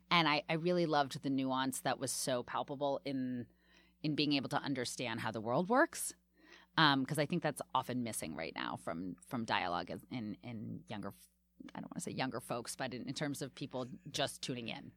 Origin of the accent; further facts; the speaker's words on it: Washington, District of Columbia, United States; now in New York, United States; when I grew up there